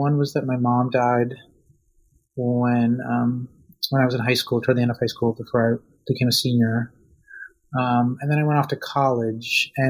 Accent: outside of Boston, Massachusetts, United States; also born or lived in Russia; I was born in Russia in what was then the Soviet Union. And my parents immigrated with me and my older sister in 1981 when I was six. And I grew up outside of Boston

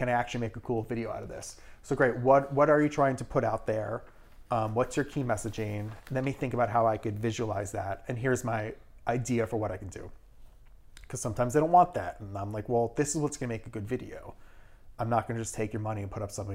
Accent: Irvington, New York, United States; also born or lived in Brooklyn, New York; I was born in Brooklyn, in Park Slope, but I grew up in Westchester. I grew up in Irvington

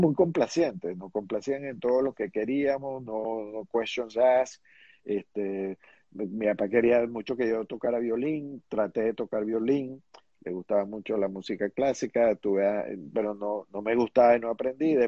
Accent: Venezuela; also born or lived in New York, United States; yo, yo me eduqué y crecí en Venezuela.

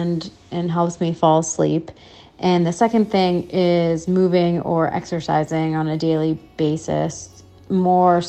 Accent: Connecticut, United States; I am from Connecticut.

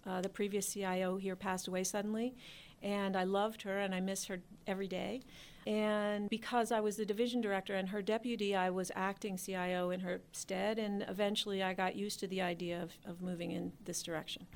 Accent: Philadelphia, Pennsylvania, United States; moved away as an adult; also born or lived in Washington, D.C. area; I'm from Philadelphia, and I had been in Philadelphia in banking

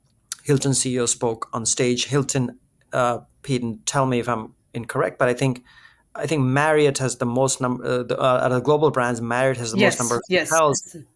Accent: India; now in New York, United States; I'm Indian

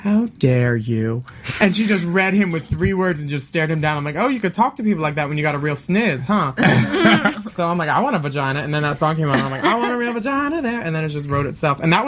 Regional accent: Philadelphia, Pennsylvania, United States; moved away; I'm from Philly

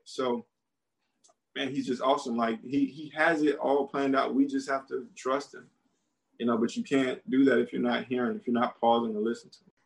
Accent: United States; moved away as an adult; also born or lived in Beijing, China / Georgia; I'm American

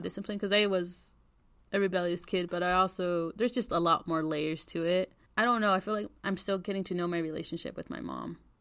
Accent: United States; our Mexican culture influenced us growing up in the States

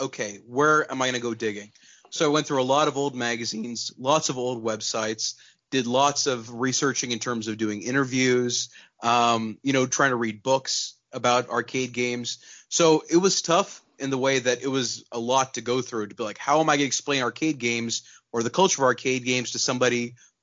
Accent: Pakistan; moved away; also born or lived in Texas, United States; So I was born in Texas, but I grew up in Pakistan

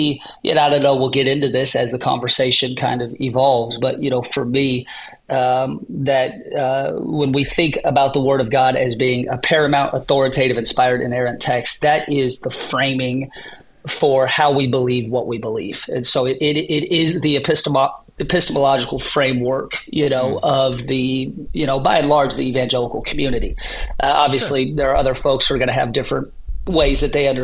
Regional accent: Seattle, Washington, United States; I was born and raised in the Seattle region

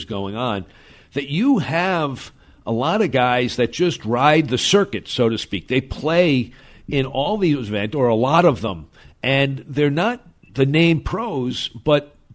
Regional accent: New York, United States; I grew up in New York with Kimball's and Macy's

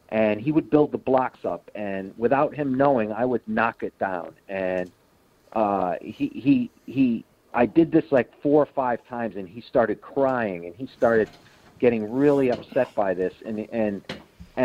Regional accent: Connecticut, United States; I am from Connecticut.

